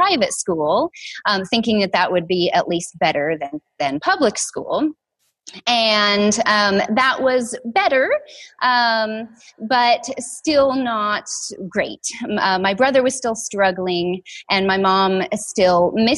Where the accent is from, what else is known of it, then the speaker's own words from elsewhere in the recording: Washington, United States; I grew up here in Washington